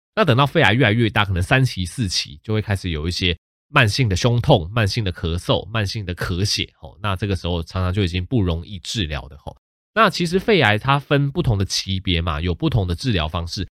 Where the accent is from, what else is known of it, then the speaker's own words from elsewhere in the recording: Taichung, Taiwan; also born or lived in Tainan; 我老家是在台南，但是我本身是在台中长大的